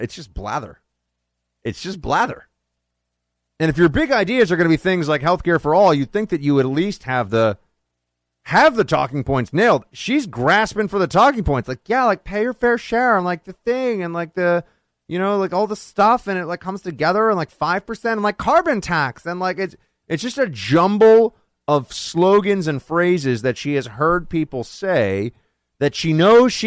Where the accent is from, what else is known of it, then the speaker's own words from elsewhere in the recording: New York, United States; In Ocasio-Cortez's district in New York, my hometown